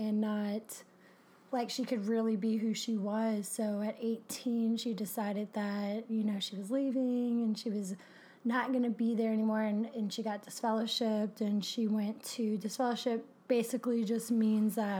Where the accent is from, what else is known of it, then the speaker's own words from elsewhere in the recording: Kenner, Louisiana, United States; also born or lived in Sulphur, Louisiana; I describe myself as Louisiana bound. You know, I grew up in Kenner, which is like a greater New Orleans area.